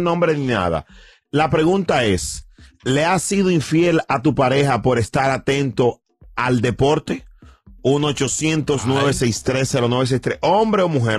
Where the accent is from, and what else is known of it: Dominican Republic